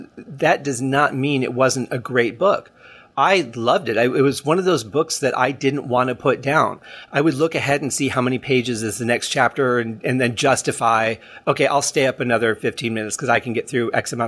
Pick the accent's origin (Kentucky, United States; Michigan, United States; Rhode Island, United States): Michigan, United States; Detroit; Detroit, where I'm from